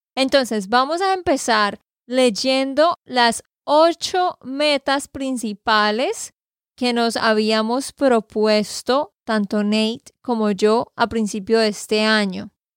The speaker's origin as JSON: {"language": "Spanish", "region": "Santander", "country": "Colombia", "said": "de Santander, Colombia"}